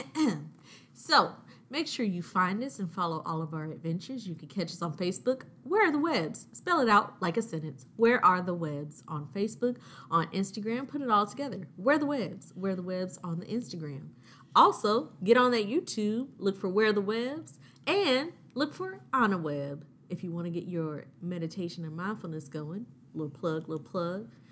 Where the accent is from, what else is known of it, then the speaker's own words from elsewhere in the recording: Augusta, Georgia, United States; I'm from Augusta